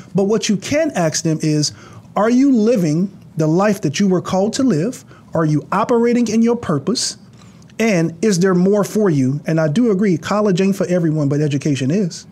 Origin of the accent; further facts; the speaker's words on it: New Orleans, Louisiana, United States; I come from Ninth Ward, New Orleans